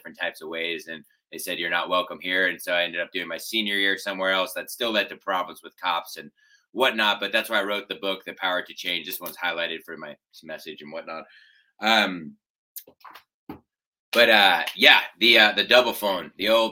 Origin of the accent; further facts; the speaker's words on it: United States; we're American.